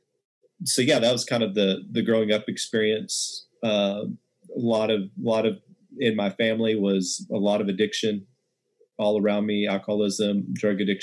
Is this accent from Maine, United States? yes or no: no; West Texas, United States; I grew up in West Texas, and real small town